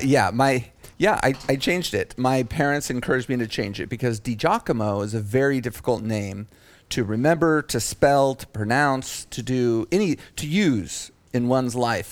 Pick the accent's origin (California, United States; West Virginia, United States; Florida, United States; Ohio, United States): California, United States; Bay Area; I'm from, uh, the Bay Area.